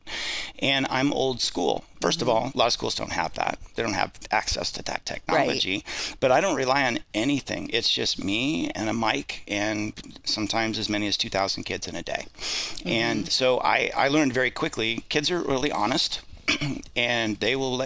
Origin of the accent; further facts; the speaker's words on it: Idaho, United States; I'm from Idaho